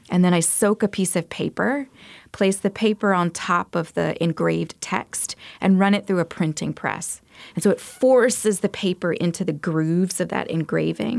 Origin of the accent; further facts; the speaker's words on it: Montgomery, Alabama, United States; moved away; I'm originally from Montgomery, Alabama. I grew up there, and I went to school in Alabama, too